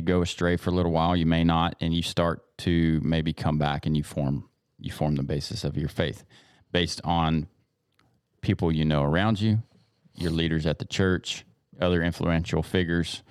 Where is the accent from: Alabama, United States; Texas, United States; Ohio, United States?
Texas, United States; East; We grew up in East Texas, you're going to church when the doors are open